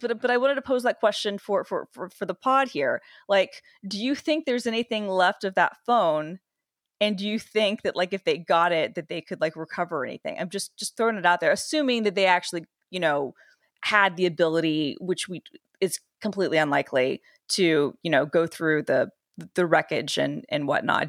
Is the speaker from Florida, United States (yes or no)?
no; Atlanta, Georgia, United States; I'm literally from, like, the city where, uh, Waffle House is, was born, Atlanta